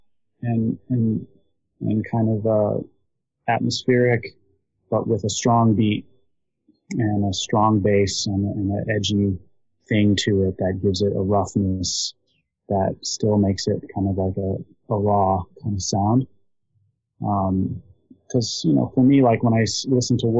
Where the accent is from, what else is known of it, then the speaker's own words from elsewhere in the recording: Los Angeles, California, United States; I grew up in East LA and in Los Angeles